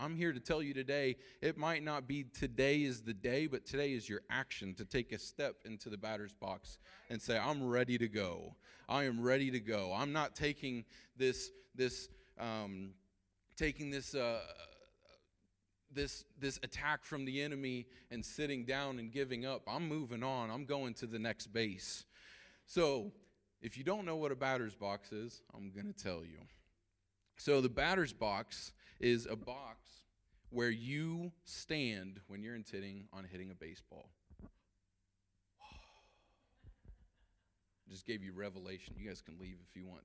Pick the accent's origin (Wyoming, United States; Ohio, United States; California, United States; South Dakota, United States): Ohio, United States; we're from Ohio